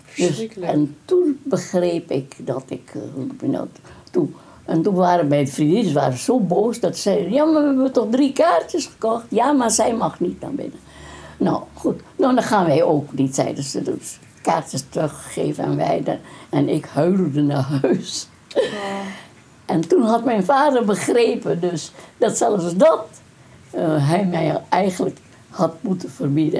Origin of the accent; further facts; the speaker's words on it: Indonesia; first language Dutch; we hebben 150 verschillende etnische groepen in, in Indonesië